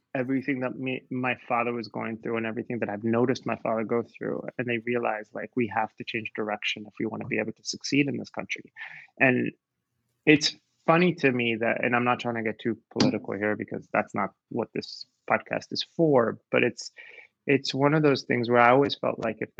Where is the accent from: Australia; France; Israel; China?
Israel; also born or lived in United States; now in Sweden; my family's from Morocco, but we grew up in Israel